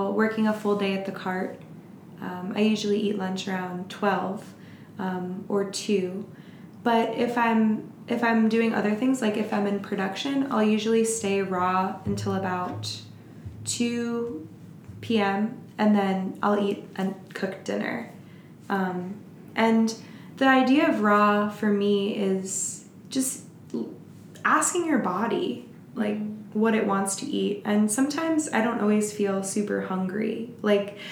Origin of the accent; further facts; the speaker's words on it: Florida, United States; now in Portland, United States; Growing up in Florida